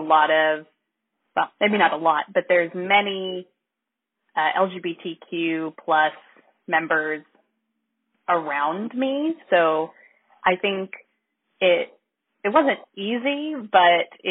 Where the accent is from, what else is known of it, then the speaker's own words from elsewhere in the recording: Arkansas, United States; moved away; I'm from Arkansas. Like, I wouldn't move back to Arkansas